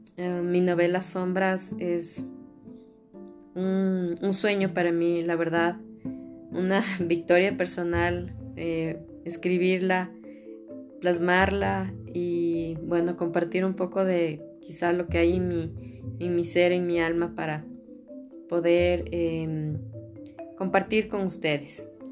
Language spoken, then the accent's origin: Spanish; Ecuador; soy ecuatoriana